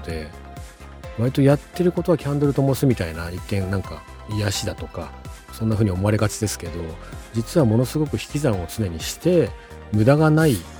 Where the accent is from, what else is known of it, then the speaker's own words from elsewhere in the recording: Nagano, Japan; 長野から月に2回東京の方まで通うみたいなことになっていったので